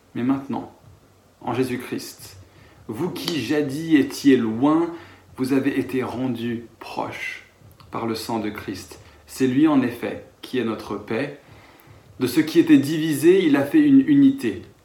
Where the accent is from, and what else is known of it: France